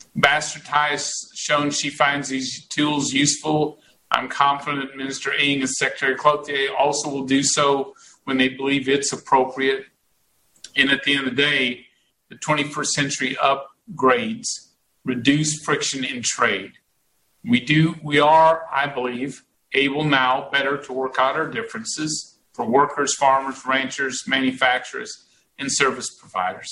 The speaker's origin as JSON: {"language": "English", "region": "Texas", "country": "United States", "said": "I am a Texan"}